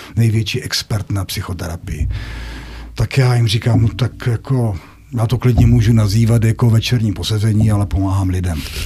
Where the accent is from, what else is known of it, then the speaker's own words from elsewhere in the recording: North Moravia, Czechia; Tam u nás na Severní Moravě